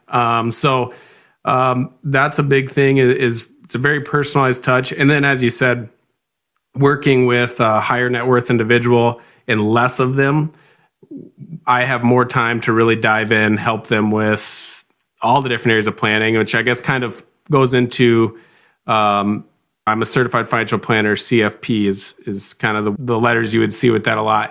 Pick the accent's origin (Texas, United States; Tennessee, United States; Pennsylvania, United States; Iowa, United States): Iowa, United States; Rock Rapids; moved away as an adult; now in Sioux Falls, United States; I grew up right here in Rock Rapids, Iowa